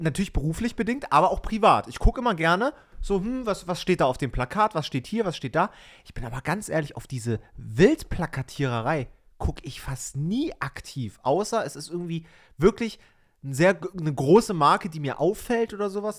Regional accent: East Germany, Germany; ich bin ja in Ostdeutschland geboren, ne? also ehemalige DDR sozusagen

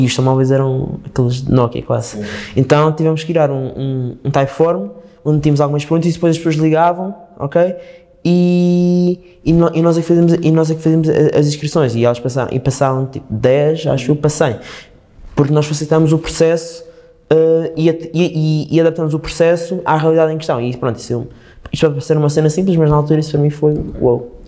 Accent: Madeira, Portugal; moved away; eu sou da Madeira, a minha família está lá. Eu estou cá

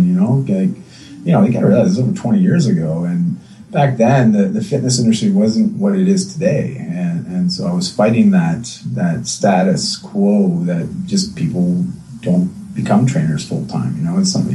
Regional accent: outside of Toronto, Ontario, Canada; moved away as an adult; also born or lived in British Columbia; when I grew up outside of Toronto in Ontario

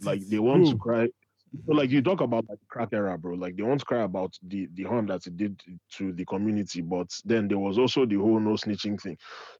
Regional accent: Nigeria; Well, then again, we're Nigerian and we're the white people of Africa.

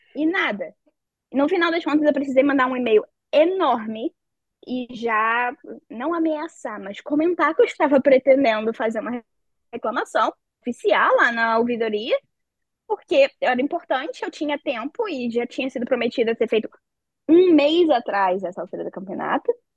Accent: Rio de Janeiro, Brazil; moved away as an adult; also born or lived in Curitiba; now in Netherlands; eu sou do Rio

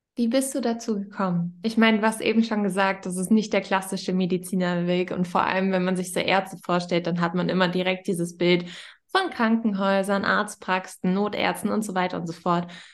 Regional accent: Northern Germany, Germany; ich komme ja aus Norddeutschland

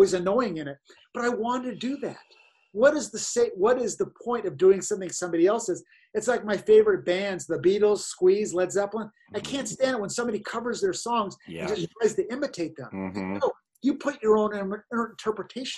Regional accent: Pasadena, California, United States; I grew up in Pasadena. I partied under that bridge as a teenager.

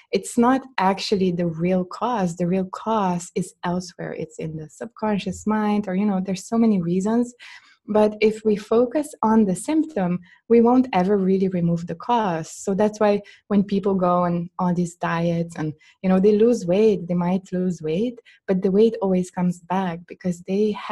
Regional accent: Slovenia; in Slovenian language, in my home country language

